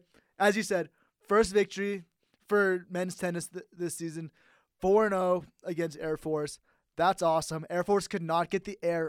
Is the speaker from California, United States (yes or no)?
yes; San Jose, California, United States; now in Reno, United States; I grew up in the San Jose area